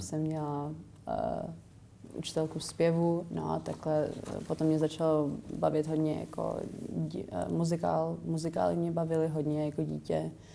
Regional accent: Czechia; moved away as an adult; also born or lived in England

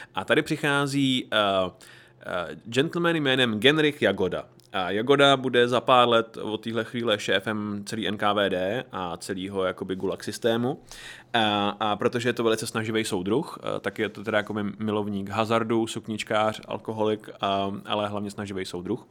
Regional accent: Horní Slavkov, Karlovy Vary Region, Czechia; já jsem byl z Horního Slavku

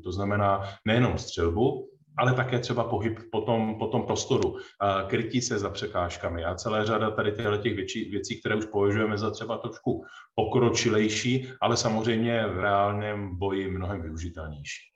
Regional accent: Czechia; jsme se jako Češi

